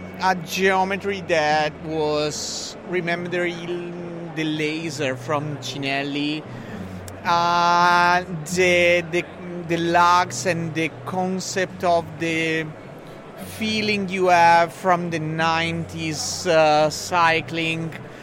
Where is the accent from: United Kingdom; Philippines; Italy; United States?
Italy; Bassano del Grappa, Veneto; English is a second language; We are from the north of Italy. We are from Bassano del Grappa